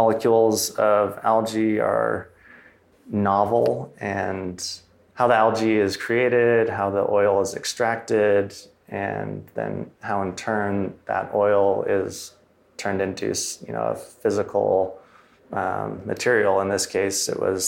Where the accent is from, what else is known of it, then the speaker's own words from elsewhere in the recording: Southern Oregon, United States; also born or lived in Ashland, Oregon; I grew up in Southern Oregon on a 300-acre farm